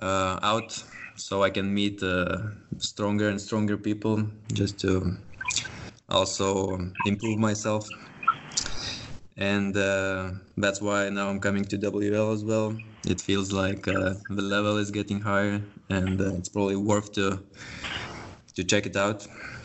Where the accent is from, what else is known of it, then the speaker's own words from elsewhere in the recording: Lithuania; now in Denmark; I'm originally from Lithuania, now living in Denmark. I guess I will just represent Eastern Europe